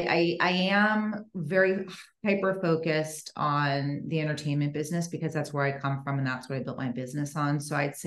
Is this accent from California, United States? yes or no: yes; Los Angeles, California, United States; moved away as an adult; now in Nashville, United States; I'm originally from Los Angeles